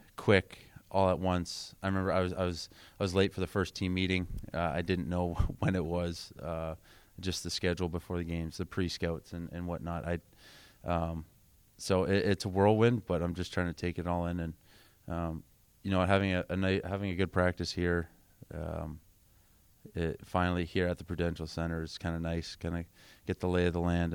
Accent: Kingsville, Ontario, Canada; also born or lived in Windsor, Ontario; I grew up in Southern Ontario, grew up in Kingsville.

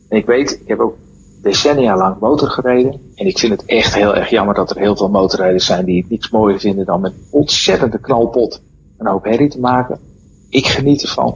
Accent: Netherlands; als Hollander

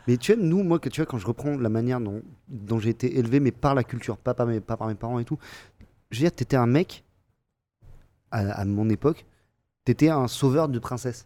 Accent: Montpellier, Occitania, France; je viens de Montpellier, et tous les copains que j'ai à Montpellier, je les connais depuis hyper longtemps

